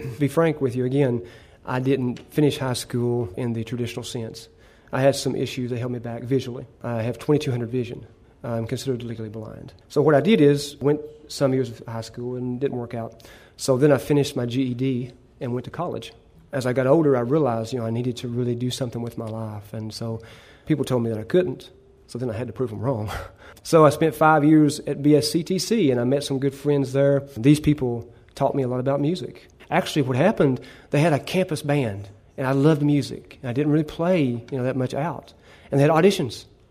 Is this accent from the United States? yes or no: yes; Prestonsburg, Kentucky, United States; I was born and raised in Prestonsburg